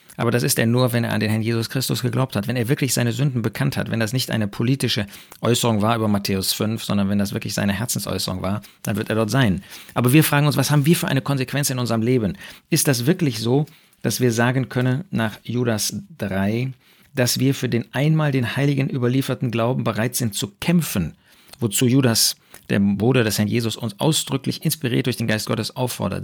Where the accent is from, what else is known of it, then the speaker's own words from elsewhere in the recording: Germany; bei uns in Deutschland